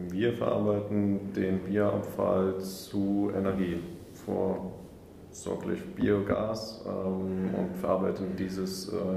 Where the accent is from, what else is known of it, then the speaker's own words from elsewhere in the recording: Homburg, Saarland, Germany; auch in meiner Heimatstadt Homburg